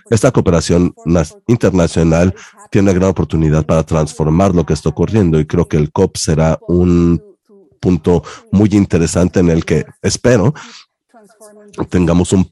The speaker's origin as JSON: {"language": "Spanish", "country": "Mexico", "lives_now": "United Kingdom", "said": "soy mexicana. Estoy radicando en Reino Unido, pero soy mexicana."}